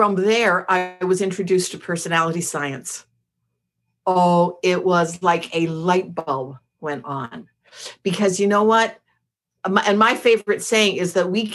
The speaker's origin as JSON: {"language": "English", "town": "Montreal", "region": "Quebec", "country": "Canada", "moved": "yes", "said": "I'm from Montreal"}